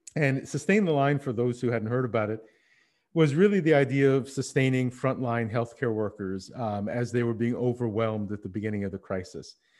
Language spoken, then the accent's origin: English; Montreal, Quebec, Canada; moved away as an adult; also born or lived in Berlin / Paris; Now, I'm living in Montreal, which is where we settled after coming back from Berlin. It's my hometown